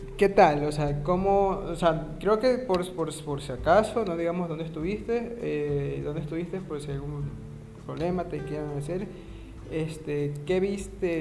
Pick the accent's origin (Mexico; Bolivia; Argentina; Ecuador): Ecuador; yo soy de Ecuador